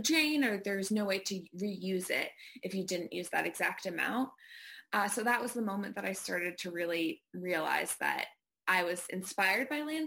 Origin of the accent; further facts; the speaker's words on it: Bangor, Maine, United States; I grew up in Bangor, Maine